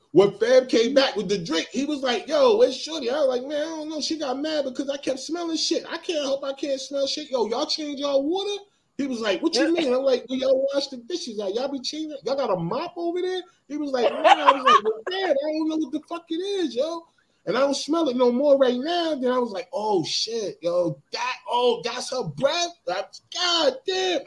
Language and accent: English; New Jersey, United States; I'm from Jersey